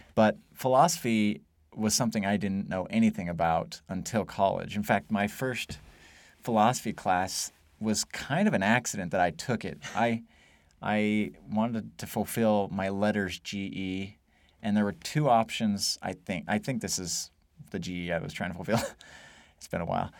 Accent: Idaho, United States; moved away as an adult; also born or lived in Wyoming / Virginia / Texas; I was actually born in Wyoming, but I grew up in Idaho

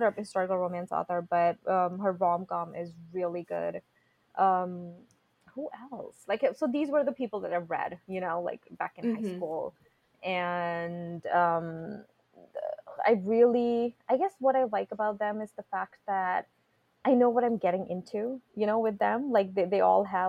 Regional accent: India; moved away; I grew up in India, okay? We are a very conservative country.

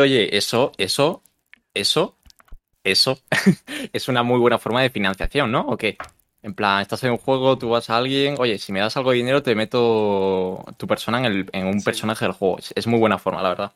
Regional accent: Galicia, Spain; moved away; yo soy de Galicia

